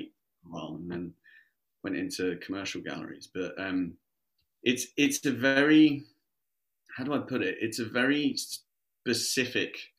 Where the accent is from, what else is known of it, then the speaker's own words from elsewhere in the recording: Surrey, South East England, United Kingdom; I grew up in Surrey. I was lucky enough, you know, I was like 20 minutes outside of London.